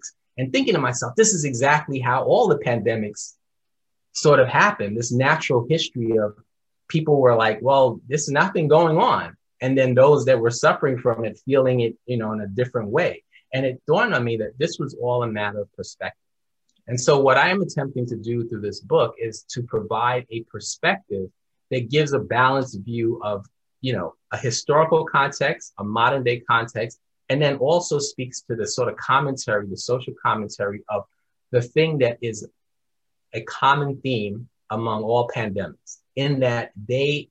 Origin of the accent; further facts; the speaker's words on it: New York, United States; moved away; I am from New York originally